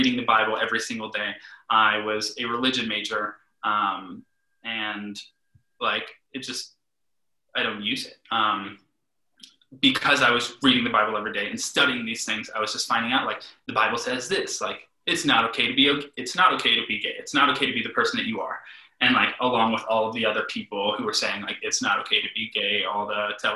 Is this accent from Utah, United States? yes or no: no; Okeechobee, Florida, United States; also born or lived in Fort Pierce, Florida; I grew up in a little town. Grew up in Okeechobee, Florida, but I was born in Fort Pierce, Florida.